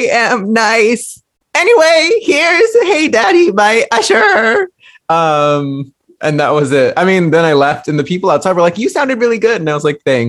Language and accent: English; Fairfield, California, United States; where I grew up from in Fairfield, which is like 45 minutes from San Francisco